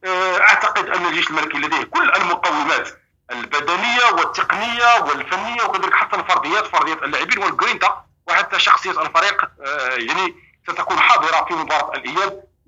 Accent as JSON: {"language": "Arabic", "country": "Morocco", "said": "يشرفنا كمغاربه"}